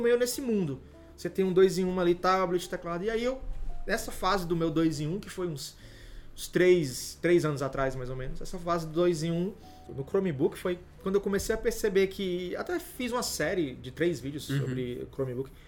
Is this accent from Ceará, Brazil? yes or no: yes; Fortaleza, Ceará, Brazil; eu não moro em São Paulo, sou de Fortaleza